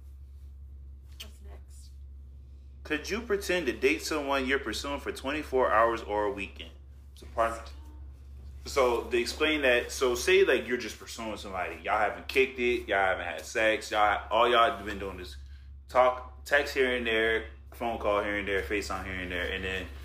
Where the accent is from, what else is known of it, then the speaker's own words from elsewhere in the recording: New York, United States; moved away; I was born in New York and all that shit, raised in New York